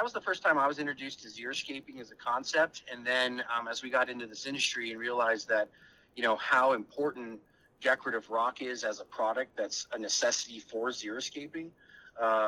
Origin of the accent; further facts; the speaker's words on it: Arizona, United States; moved away; growing up in the Southwest in Arizona